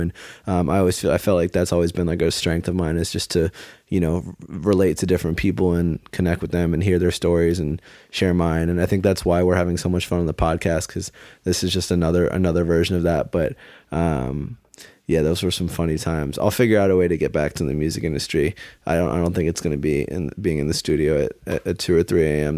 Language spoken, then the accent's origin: English; Maryland, United States; I grew up in Maryland.